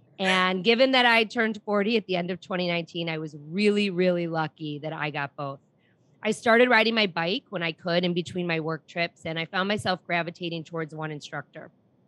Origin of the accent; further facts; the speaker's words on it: Chicago, Illinois, United States; she knew I was from Chicago. And while I don't live in Highland Park, I live in a town next door and I consider Highland Park part of my community.